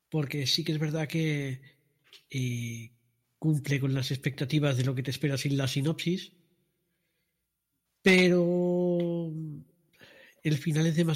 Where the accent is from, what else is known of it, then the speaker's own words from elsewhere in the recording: Toledo, Castilla-La Mancha, Spain; como queráis. Y soy de España, de Toledo.